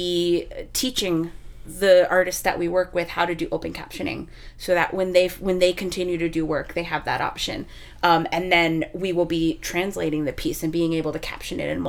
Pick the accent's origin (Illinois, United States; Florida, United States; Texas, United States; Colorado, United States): Texas, United States; moved away; I'm from Texas